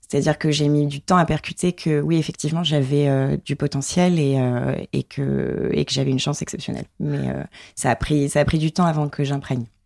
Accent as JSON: {"language": "French", "town": "Limoges", "region": "Nouvelle-Aquitaine", "country": "France", "tie": "born or raised there", "said": "grandi à Limoges."}